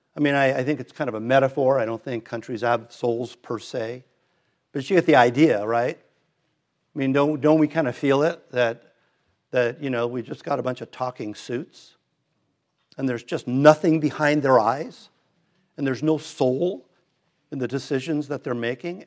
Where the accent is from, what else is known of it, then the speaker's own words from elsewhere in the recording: Redondo Beach, California, United States; we moved from Hermosa to Redondo, so I went to Hillcrest